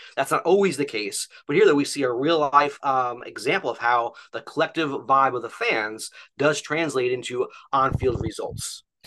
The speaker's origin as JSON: {"language": "English", "region": "New Jersey", "country": "United States", "tie": "born or raised there", "also_born_or_lived": "Philadelphia area", "moved": "as an adult", "lives_now": "Philadelphia, United States", "said": "I'm actually originally from North Jersey, and so I grew up"}